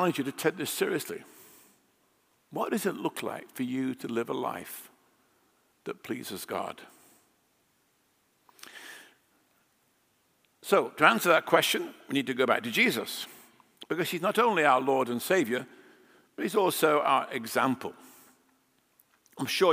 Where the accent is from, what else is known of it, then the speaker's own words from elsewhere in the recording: England, United Kingdom; moved away as an adult; now in United States; I grew up in England